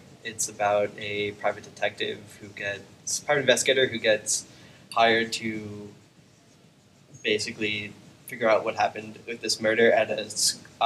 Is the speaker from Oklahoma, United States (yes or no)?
no; Long Island, New York, United States; moved away as an adult; also born or lived in Borough Park, Brooklyn; now in Jersey City, United States; I grew up on Long Island.